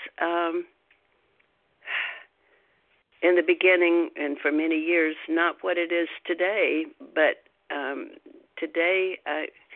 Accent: Deep South, United States; I grew up in the Deep South, which used to be referred to as the Bible Belt

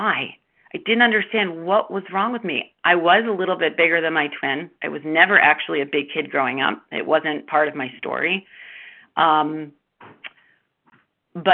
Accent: Baltimore, Maryland, United States; I grew up in Baltimore, Maryland

